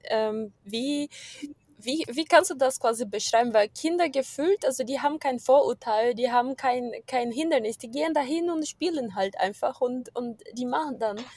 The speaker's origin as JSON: {"language": "German", "country": "Brazil", "moved": "yes", "said": "ich komme aus Brasilien"}